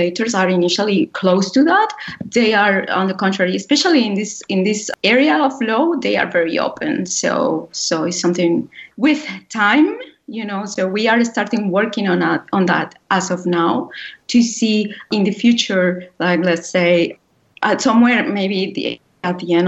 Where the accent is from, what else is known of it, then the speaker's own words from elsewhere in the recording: Colombia; moved away as an adult; also born or lived in Europe; I grew up in Colombia